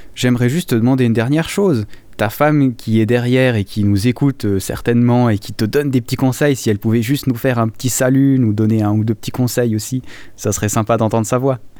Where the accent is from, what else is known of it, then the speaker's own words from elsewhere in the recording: Valais, Switzerland; ma région natale, du Valais